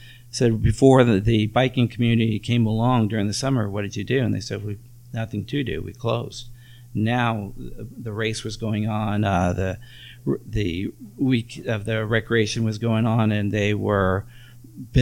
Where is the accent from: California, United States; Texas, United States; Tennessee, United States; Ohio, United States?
California, United States; Bay Area; now in Nevada City, United States; I grew up in the Bay Area